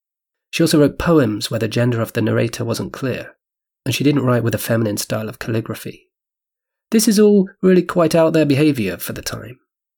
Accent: Changshu, Jiangsu, China; Changshu, my hometown in China

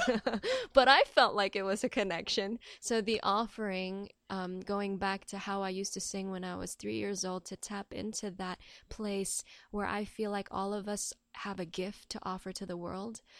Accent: Hong Kong; I'm born and raised in Hong Kong

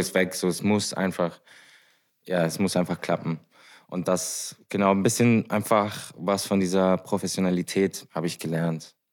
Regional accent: Heidelberg, Baden-Württemberg, Germany; moved away as an adult; now in Vienna, Austria; ich komme aus Deutschland, aus Heidelberg

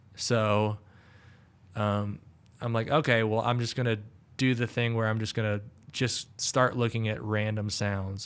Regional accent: the South, United States; growing up in the South

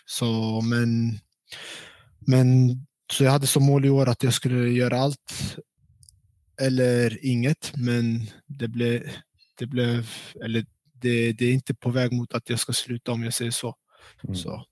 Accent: Stockholm, Stockholm County, Sweden; moved away as an adult; also born or lived in Kurdistan, Iraq / Norrland; now in Jönköping, Sweden; Jag är uppväxt i Stockholm och eh, bott där hela

